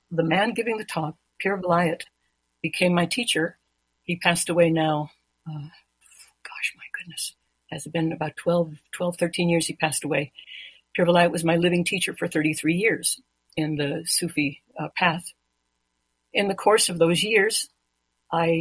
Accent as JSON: {"language": "English", "country": "Mexico", "tie": "born or raised there", "moved": "yes", "lives_now": "United States", "said": "I was born in Mexico. I'm a naturalized American citizen"}